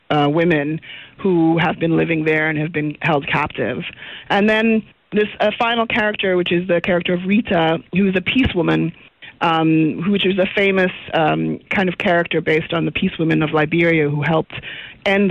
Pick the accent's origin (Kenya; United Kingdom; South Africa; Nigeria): South Africa; now in United States; as a South African director working in the States